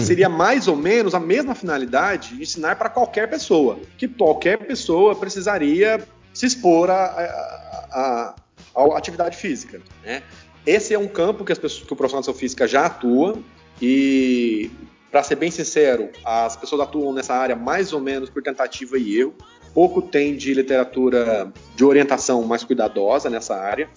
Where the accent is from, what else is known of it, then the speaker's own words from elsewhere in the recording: São Paulo, Brazil; now in Ceará, Brazil; eu sou paulista